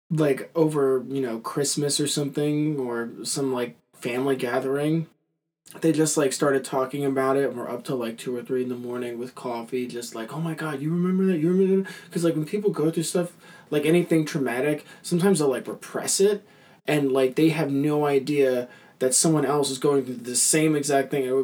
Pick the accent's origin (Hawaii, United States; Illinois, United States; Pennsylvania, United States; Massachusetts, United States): Massachusetts, United States; Camden; I was born and raised in Camden, Massachusetts, to a middle class family.